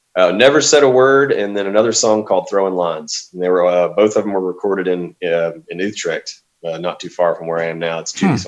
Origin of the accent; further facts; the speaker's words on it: Arkansas, United States; also born or lived in Southwest Louisiana; I've uh, been in Arkansas ever since